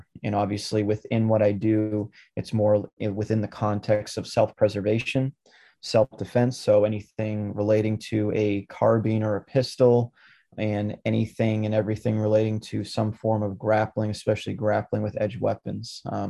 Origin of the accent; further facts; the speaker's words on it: Lynn, Massachusetts, United States; born there; And there was a General Electric plant in the city that I was born in Lynn, Massachusetts.